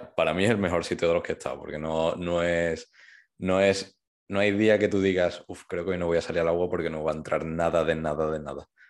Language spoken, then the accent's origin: Spanish; Seville, Andalusia, Spain; Yo soy de Sevilla